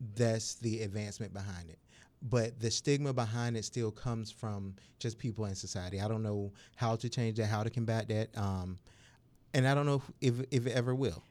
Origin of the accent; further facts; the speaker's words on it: Suffolk, Virginia, United States; also born or lived in Norfolk, Virginia; now in Virginia Beach, United States; I was born and raised in Suffolk, Virginia